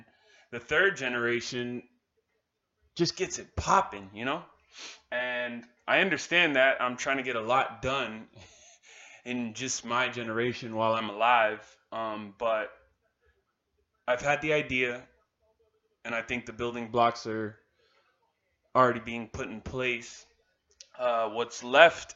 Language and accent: English; Miami, Florida, United States; I was born and raised in Miami, Florida, to Caribbean parents